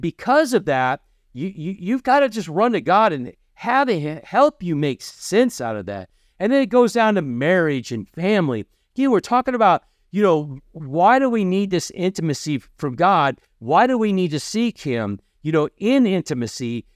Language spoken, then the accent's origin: English; Kentucky, United States; I'm from Kentucky.